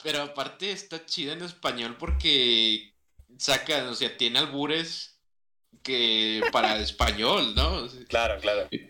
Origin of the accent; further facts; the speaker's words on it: Monterrey, Nuevo León, Mexico; accent: norteño; de que de Monterrey. Se nos escucha el asiento muy norteño